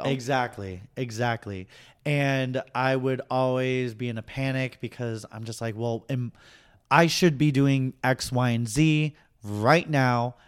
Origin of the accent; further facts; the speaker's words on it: Boston, Massachusetts, United States; moved away; I'm originally from Boston.